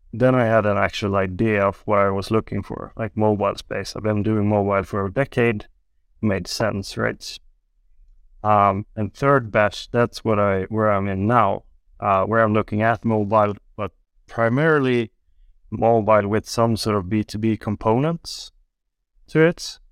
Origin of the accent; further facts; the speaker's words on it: Gothenburg, Västra Götaland, Sweden; also born or lived in Beijing, China; I'm from the west coast in Sweden. I grew up in Gothenburg